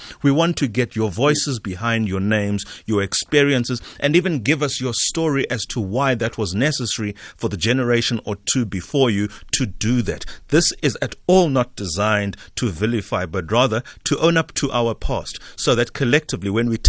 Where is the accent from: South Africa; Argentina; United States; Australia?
South Africa; have we as a South African done enough, as a South African community, African at large really, done enough to export the essence of who we are?